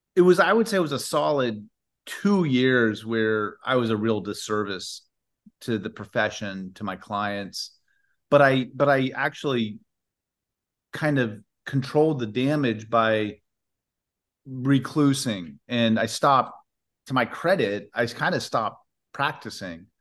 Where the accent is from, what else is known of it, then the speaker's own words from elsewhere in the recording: Indiana, United States; moved away; also born or lived in Washington; grew up in Indiana